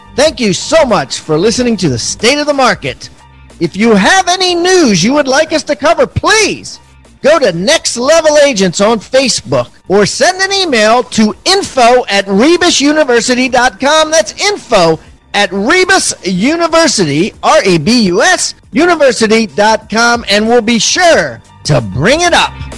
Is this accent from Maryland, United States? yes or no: yes; Maryland, United States; out of Maryland, actually, my hometown